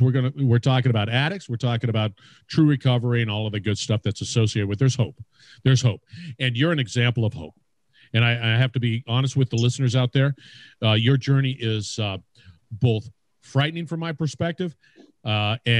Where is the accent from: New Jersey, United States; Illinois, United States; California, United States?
California, United States; growing up in California